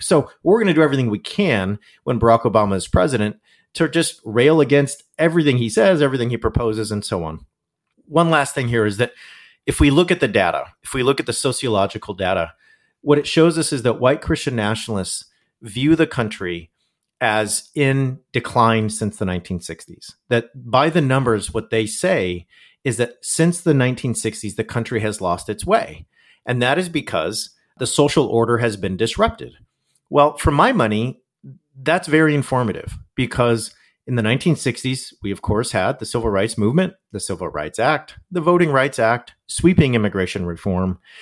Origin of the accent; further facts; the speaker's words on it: Southern California, United States; also born or lived in Yorba Linda, California; a megachurch in town, uh, in Southern California where I grew up.